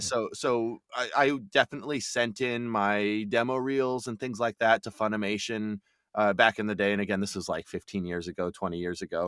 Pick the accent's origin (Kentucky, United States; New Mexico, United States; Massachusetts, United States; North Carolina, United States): New Mexico, United States; Albuquerque; moved away as an adult; also born or lived in Austin, Texas; now in Texas, United States; I'm from the Southwest. I, I grew up in Albuquerque, New Mexico